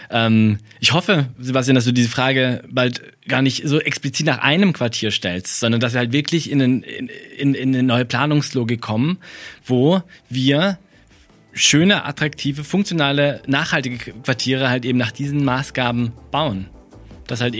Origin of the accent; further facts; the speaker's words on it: Freiburg, Baden-Württemberg, Germany; Also ich komme ja aus, aus Freiburg und äh, deswegen liebe ich das Vauban.